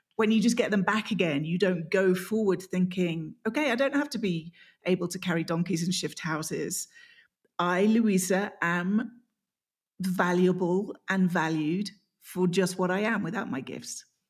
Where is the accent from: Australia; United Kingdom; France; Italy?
United Kingdom; England; I'm English